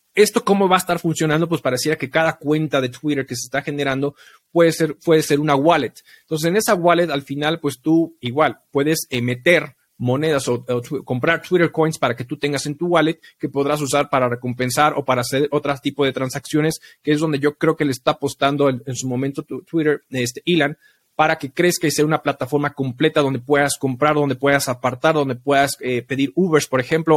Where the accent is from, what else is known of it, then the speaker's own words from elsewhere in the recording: Mexico; como mexicanos